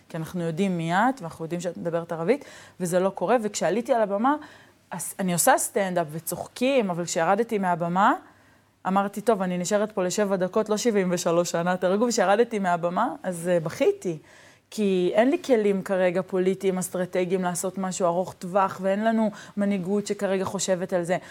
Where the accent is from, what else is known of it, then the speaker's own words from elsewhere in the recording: Neve Shalom, Israel; הילדות שלי בנווה שלום